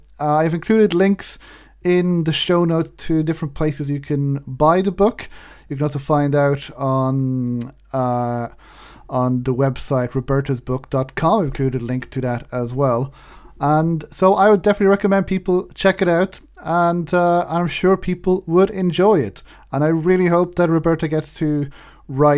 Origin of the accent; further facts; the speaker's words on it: Wexford, Leinster, Ireland; my town in Wexford